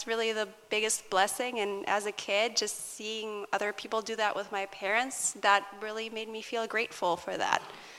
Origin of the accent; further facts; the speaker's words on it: Rizal, Calabarzon, Philippines; born there; Rizal Laguna.